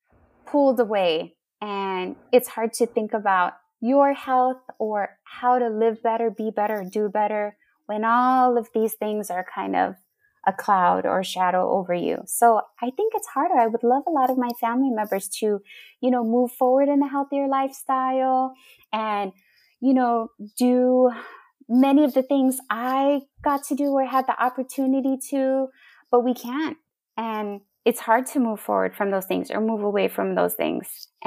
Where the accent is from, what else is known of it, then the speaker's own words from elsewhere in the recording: Oklahoma, United States; born there; I was born in Oklahoma.